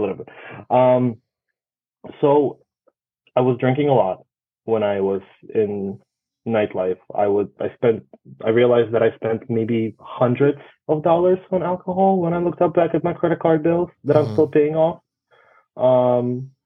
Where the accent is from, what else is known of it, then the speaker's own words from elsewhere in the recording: Russia; now in New York, United States; I come from Russia